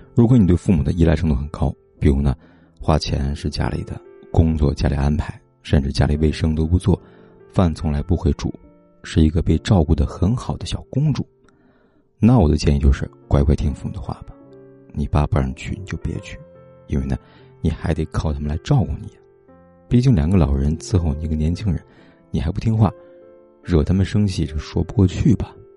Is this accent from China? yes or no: yes; China; 我们中国人